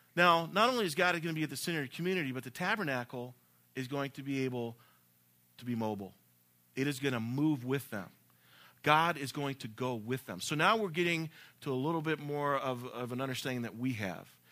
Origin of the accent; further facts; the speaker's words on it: the South, United States; I'm from the South